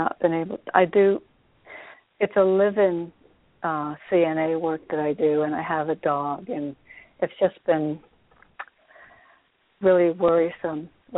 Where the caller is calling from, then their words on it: Connecticut, United States; I'm in Connecticut.